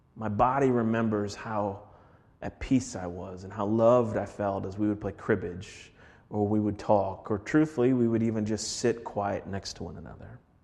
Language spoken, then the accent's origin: English; Minneapolis, Minnesota, United States; moved away; I'm from Minneapolis